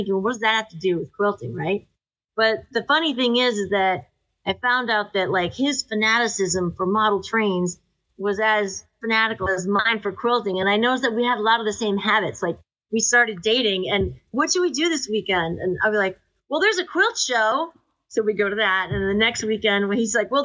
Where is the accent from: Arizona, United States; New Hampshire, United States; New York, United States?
New Hampshire, United States; Amherst; moved away as an adult; also born or lived in Haverhill, Massachusetts / Cambridge, Massachusetts / Massachusetts; now in Rhode Island, United States; I grew up through the high school years in Amherst